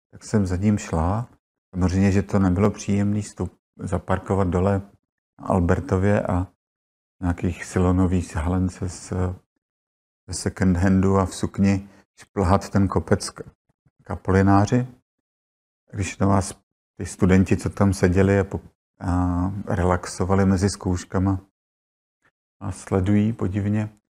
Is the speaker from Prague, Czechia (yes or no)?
yes; Prague, Czechia; jsem se narodila u, u Apolináře, spadala teda na matriku Prahy 2